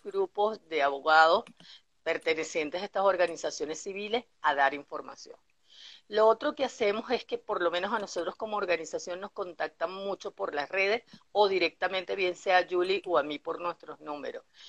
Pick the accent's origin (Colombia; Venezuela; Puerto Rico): Venezuela; la esencia que tenemos como venezolanos